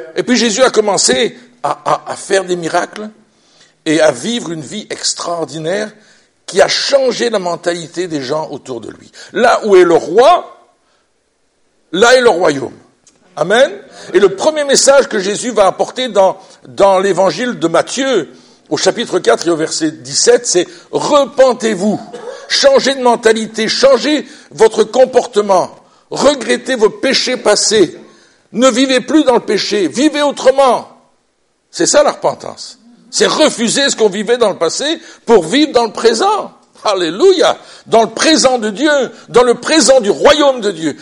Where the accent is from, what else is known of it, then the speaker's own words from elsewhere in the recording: Belgium; Chez nous en Belgique, on a une royauté